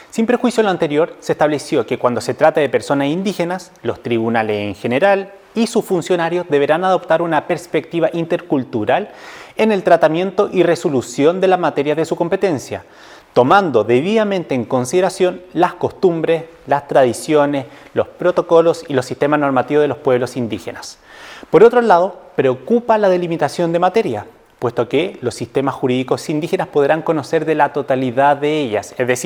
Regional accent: Chile

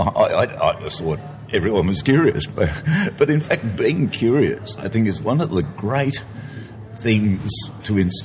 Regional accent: Melbourne, Victoria, Australia; I grew up in Melbourne and did psychology and economics at Melbourne University

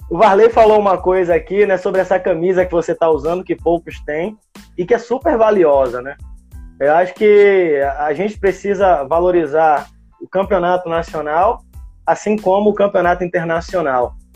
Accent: Brazil; eu sou brasileiro, não desisto nunca e ainda tenho esse sonho

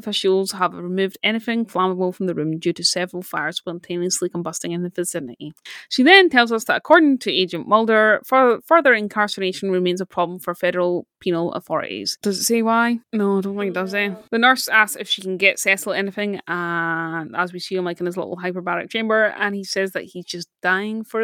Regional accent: Scotland, United Kingdom; as a Scottish person

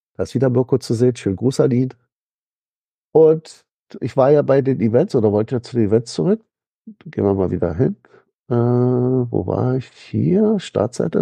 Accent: Berlin, Germany; Ich bin ja so als Berliner

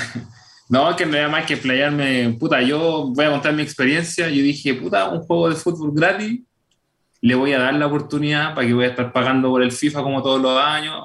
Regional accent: Chile

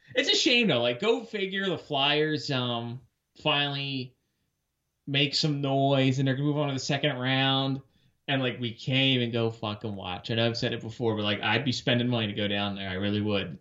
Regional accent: Warminster, Pennsylvania, United States; I grew up in Warminster. Shout out to my Warminster people

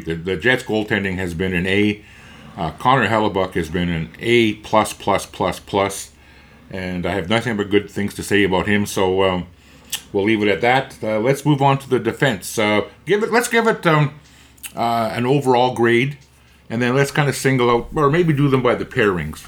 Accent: Winnipeg, Manitoba, Canada; I grew up in East Kildonan, and I lived on Dunrobin Avenue

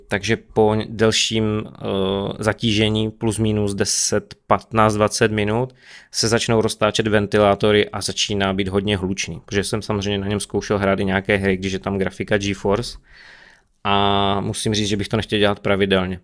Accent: Czechia; my jsme Češi

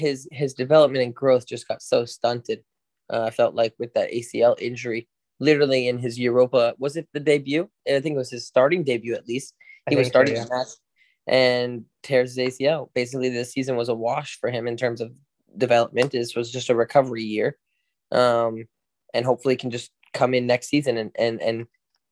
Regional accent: United States; I just happen to have a U.S. passport because I was born here

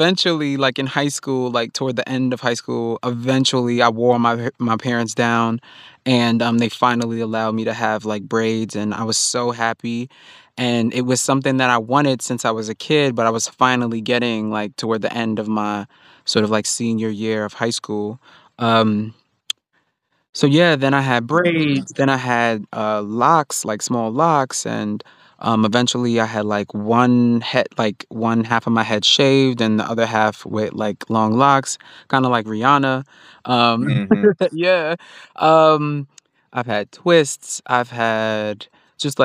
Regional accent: New York City, New York, United States; I grew up in Far Rockaway in New York, and I grew up around black people

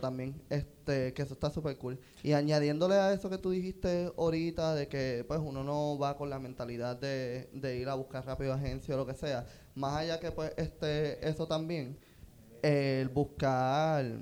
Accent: Puerto Rico; moved away as an adult; yo no me quiero ir de Puerto Rico

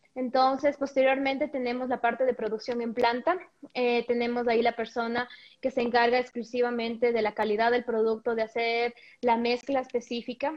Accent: Ecuador; moved away as an adult; also born or lived in Mexico; el regresar después de cinco años de vivir completamente en otro país, crear tu ecosistema ya, tus redes de contacto, volver a Ecuador

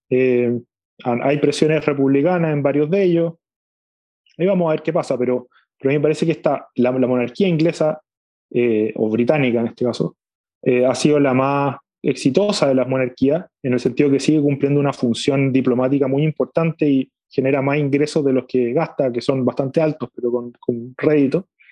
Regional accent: Chile; somos los chilenos una comunidad política

